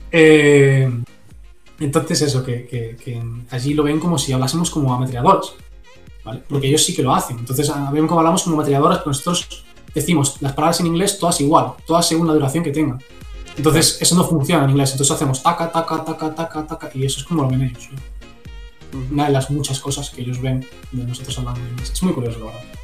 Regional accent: Spain

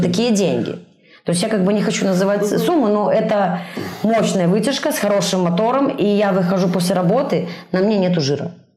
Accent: Minsk, Belarus; moved away as an adult; now in Brest, Belarus; я из Минска

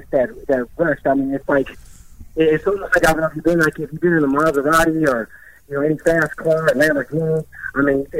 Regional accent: Riverside, California, United States; Riverside Community College in my hometown

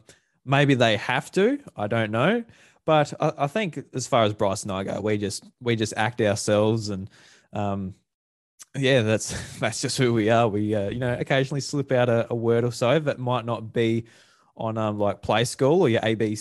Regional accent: south-east South Australia, Australia

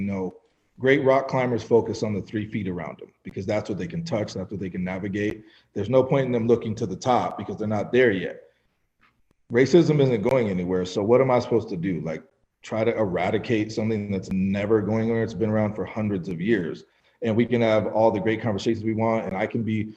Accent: Fort Collins, Colorado, United States; I grew up in Fort Collins, Colorado

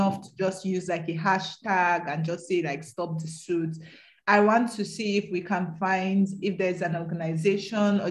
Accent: the North, Northern Nigeria, Nigeria; also born or lived in Edo State; I'm from Edo State, but I grew up in the North.

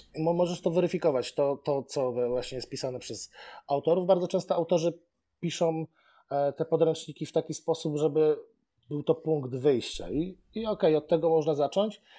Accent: Bełchatów, Łódź Voivodeship, Poland; moved away as an adult; now in Łódź, Poland; jestem z Bełchatowa. Aha. Ale do Łodzi przyjechałem na studia i no, Teraz już mieszkam prawie tyle samo w Łodzi, co w Bełchatowie.

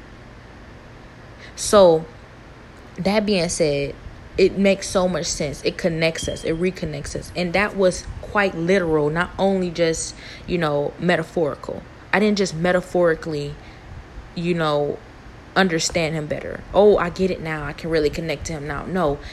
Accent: Cleveland, Ohio, United States; I'm from Cleveland, Ohio.

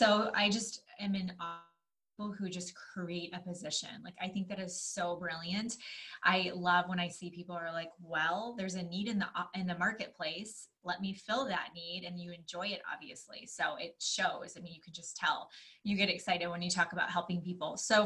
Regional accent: Michigan, United States; I grew up in Michigan. You're on time.

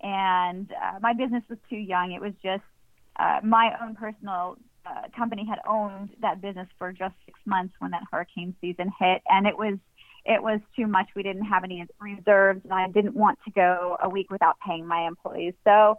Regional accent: Ohio, United States; moved away as an adult; now in Florida Keys, United States; moved down here in 1999 after graduating from Miami of Ohio in Oxford, Ohio. I grew up in Ohio. And okay. I moved down here as a journalist.

